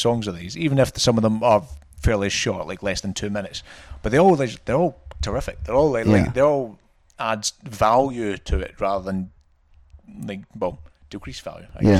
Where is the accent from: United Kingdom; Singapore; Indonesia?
United Kingdom; Scotland; moved away